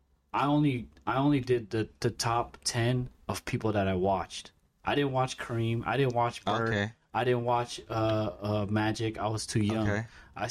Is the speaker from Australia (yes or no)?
no; Bay Area, California, United States; we're from the Bay Area, so it's all Bay Area teams up here